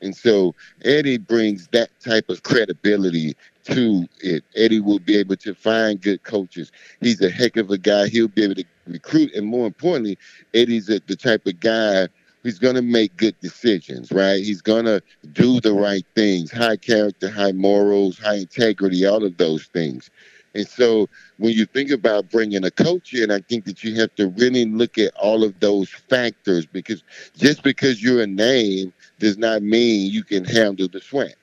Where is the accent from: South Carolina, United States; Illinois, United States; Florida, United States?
Florida, United States; Miami; I'm from Miami